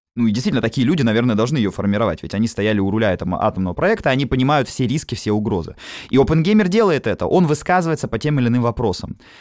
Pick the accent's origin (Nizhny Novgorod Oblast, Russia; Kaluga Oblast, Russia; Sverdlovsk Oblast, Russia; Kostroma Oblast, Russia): Kaluga Oblast, Russia; Obninsk; я сам уроженец города Обнинск